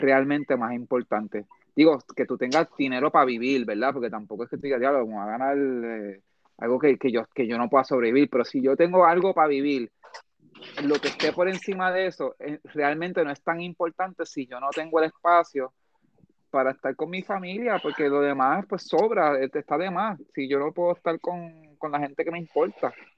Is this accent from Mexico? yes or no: no; Puerto Rico; somos puertorriqueños y nos encontramos en la China